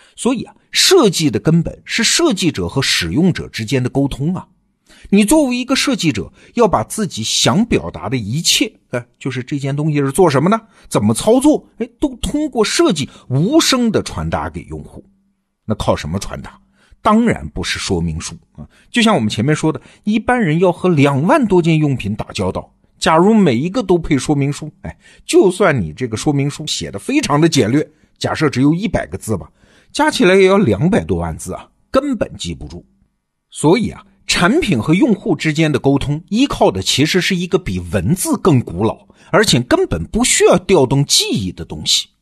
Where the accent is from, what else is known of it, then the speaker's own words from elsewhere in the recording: China; 我们中国人习惯说“上下五千年”，总觉得身后是过去，眼前是未来